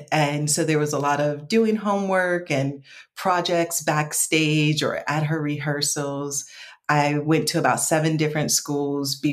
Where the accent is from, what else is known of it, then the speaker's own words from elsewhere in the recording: New York, United States; also born or lived in Atlanta / Detroit; now in Los Angeles, United States; So originally, I'm from New York, born and raised, kind of by way of Atlanta and by way of Detroit.